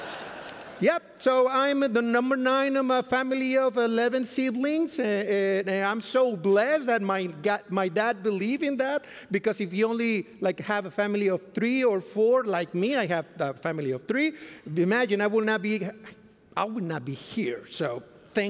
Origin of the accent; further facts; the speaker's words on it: Mexico; English is a second language; moved away as an adult; now in Fort Worth, United States; I come from Mexico. I used to be in Mexico before 2014, but then we came here to serve at Central Texas Conference